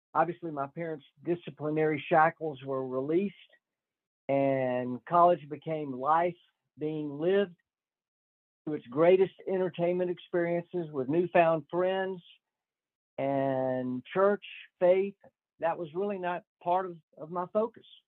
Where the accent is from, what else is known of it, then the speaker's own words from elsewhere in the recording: Northwest Florida, United States; I am from Northwest Florida and grew up in a typical middle class home